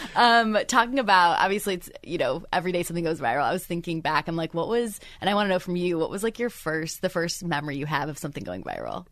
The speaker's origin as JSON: {"language": "English", "region": "Michigan", "country": "United States", "moved": "yes", "said": "I'm from Michigan"}